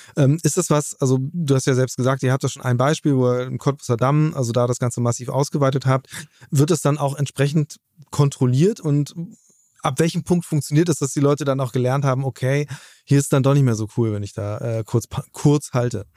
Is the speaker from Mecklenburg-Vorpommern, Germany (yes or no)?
no; Hamburg, Germany; meine Heimatstadt Hamburg